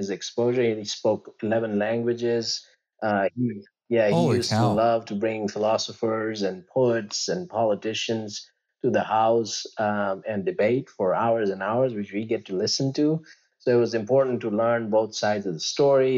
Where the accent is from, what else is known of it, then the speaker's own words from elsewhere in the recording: Gujarat, India; moved away; I grew up in a state called Gujarat, which is like the western tip of India